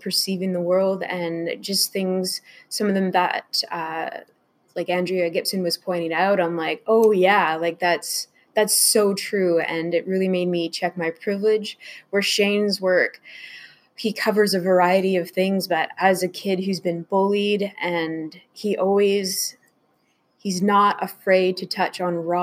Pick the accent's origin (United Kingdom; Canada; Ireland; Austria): Canada; I am French Canadian, so I already feel living in an English society